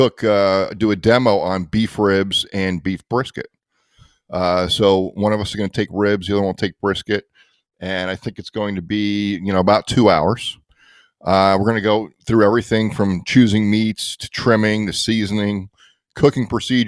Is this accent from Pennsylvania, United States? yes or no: yes; Lansdale, Pennsylvania, United States; here in my hometown about a mile away in Lansdale